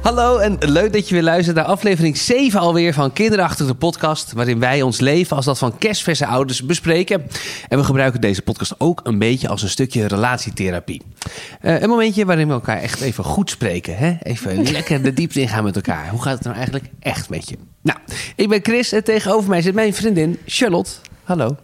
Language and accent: Dutch; Netherlands; wij zaten daar als Hollanders die we zijn